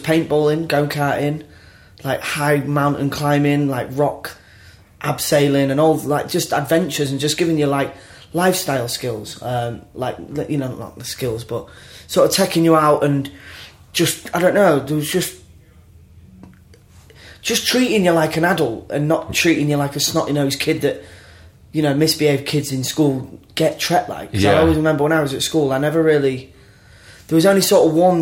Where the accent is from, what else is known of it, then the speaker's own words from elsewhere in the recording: Grimsby, Yorkshire and the Humber, United Kingdom; I was brought up in Grimsby